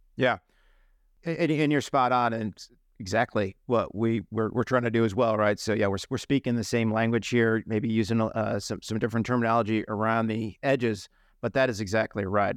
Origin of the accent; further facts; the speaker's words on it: New England, United States; I'm from New England